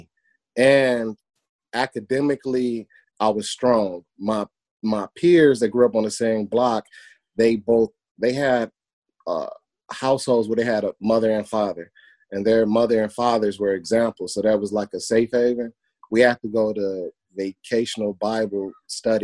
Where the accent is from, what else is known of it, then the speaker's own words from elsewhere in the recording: Hammond, Indiana, United States; now in Gary, United States; I grew up in Hammond